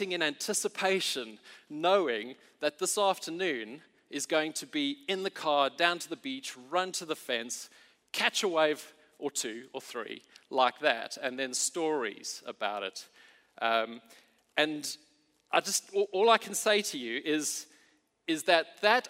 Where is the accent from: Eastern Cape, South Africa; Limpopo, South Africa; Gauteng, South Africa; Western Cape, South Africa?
Eastern Cape, South Africa; Port Elizabeth; moved away; I grew up in Port Elizabeth